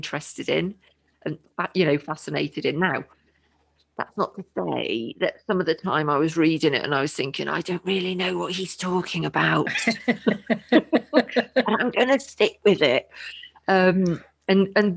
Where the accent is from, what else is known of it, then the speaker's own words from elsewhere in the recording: United Kingdom; I'm British.